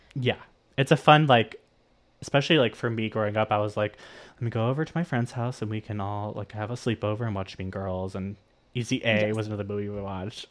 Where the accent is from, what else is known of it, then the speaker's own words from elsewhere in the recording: Miami, Florida, United States; growing up in Miami and in Florida in general